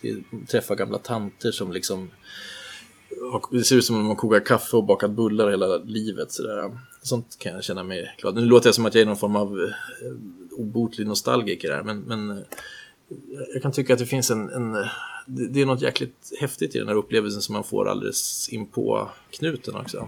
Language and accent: Swedish; Sweden; som svensk